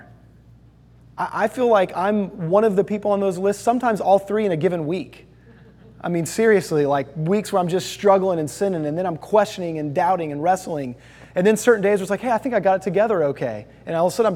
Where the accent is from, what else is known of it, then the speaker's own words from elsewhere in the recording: Houston, Texas, United States; I lived in Houston, Texas